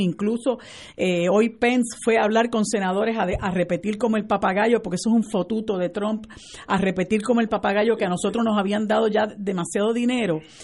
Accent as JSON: {"language": "Spanish", "country": "Puerto Rico", "said": "nosotros somos todos puertorriqueños y este es el único país que tenemos"}